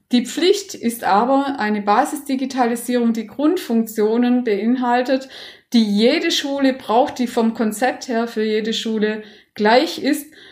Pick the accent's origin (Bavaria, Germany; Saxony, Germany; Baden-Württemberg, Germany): Baden-Württemberg, Germany; ich komme aus Baden-Württemberg und war da selber sehr lange sowohl als Netzwerkerin äh, tätig als auch in der Fortbildung